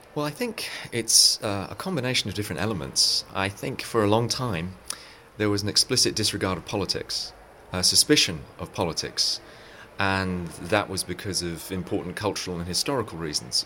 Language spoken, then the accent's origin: English; England, United Kingdom; moved away as an adult; now in Silicon Valley, United States; I'm from England originally, but have lived in Silicon Valley for 15 years